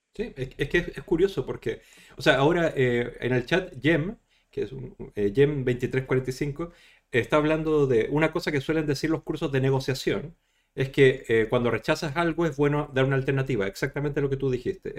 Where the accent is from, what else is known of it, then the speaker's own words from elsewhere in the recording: Chile; moved away; soy de Chile originalmente